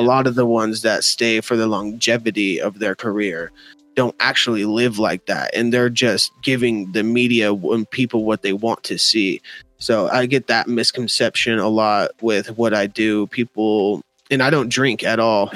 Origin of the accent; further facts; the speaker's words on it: Denver, Colorado, United States; I still live in Denver, born and raised.